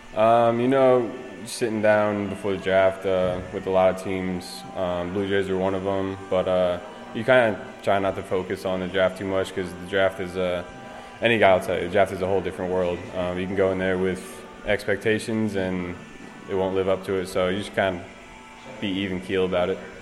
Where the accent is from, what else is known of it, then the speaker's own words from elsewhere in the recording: Philadelphia area, Pennsylvania, United States; growing up around the Philly area